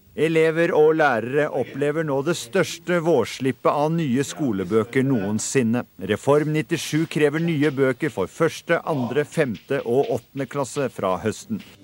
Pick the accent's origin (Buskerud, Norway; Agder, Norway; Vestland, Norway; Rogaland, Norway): Vestland, Norway; Meland; Jeg vokste jo opp Uh, uh, utenfor Bergen, egentlig litt sånn landlig, en halvtime nord for Bergen. Uh, et sted som da heter eh, Meland